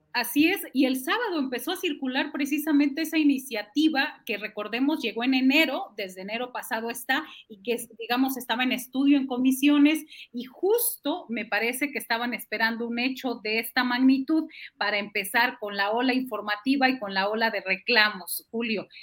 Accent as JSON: {"language": "Spanish", "town": "Matamoros", "region": "Tamaulipas", "country": "Mexico", "tie": "born or raised there", "said": "creciendo en Matamoros, en la frontera"}